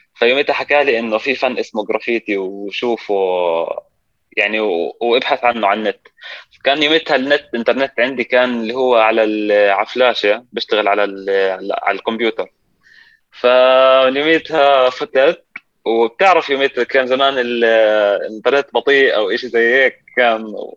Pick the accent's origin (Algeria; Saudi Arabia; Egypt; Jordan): Jordan; Amman, Amman Governorate; also born or lived in Palestine; انا فلسطيني اردني آه، ساكن بمخيم الحسين